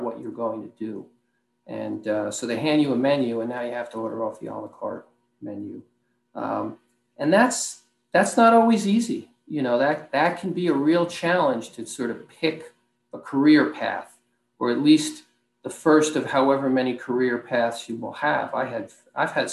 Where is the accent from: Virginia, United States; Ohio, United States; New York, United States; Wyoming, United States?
New York, United States; Rockland County; I'm originally from Rockland County, New York, maybe 30, 40 minutes north of the city